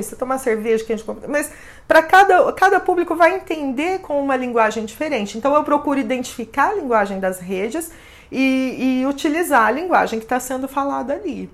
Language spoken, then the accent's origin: Portuguese; São José do Rio Preto, São Paulo, Brazil